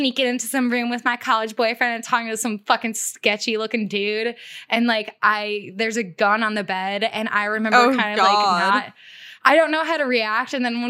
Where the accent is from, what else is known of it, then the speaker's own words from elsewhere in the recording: United States; I love like America's lawlessness. Like I truly, like I love being an American.